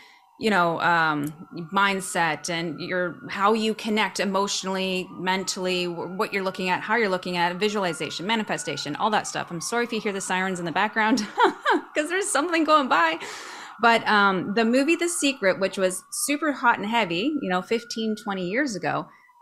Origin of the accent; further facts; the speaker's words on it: Canada; moved away as an adult; also born or lived in Cabo San Lucas, Mexico; now in Vancouver, Canada; I'm a Canadian. Gotta love being in the Great White North.